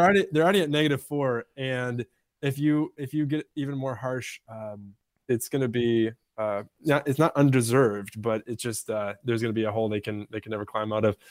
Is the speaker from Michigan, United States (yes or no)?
yes; Michigan, United States; moved away; also born or lived in Pittsburgh; I grew up in Michigan watching, uh, Tigers teams